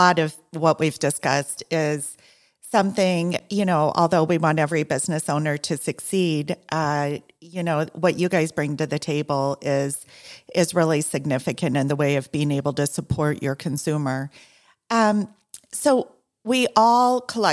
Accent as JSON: {"language": "English", "region": "Iowa", "country": "United States", "moved": "yes", "lives_now": "Southeast Florida, United States", "said": "I'm from corn country also, I'm from Iowa"}